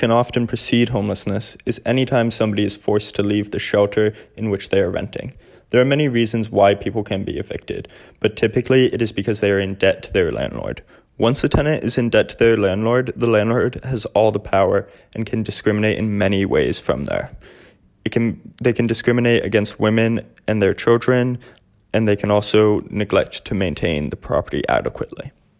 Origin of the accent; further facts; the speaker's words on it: Maine, United States; moved away as an adult; now in San Francisco, United States; I am from Maine and moved to San Francisco about 2.5 years ago to attend the same university.